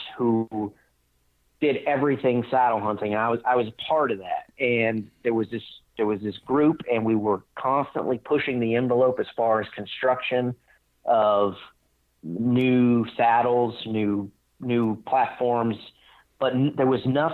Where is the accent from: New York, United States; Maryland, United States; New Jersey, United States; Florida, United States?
Florida, United States; Northwest; moved away as an adult; also born or lived in Colorado; I grew up in the Southeast in Northwest Florida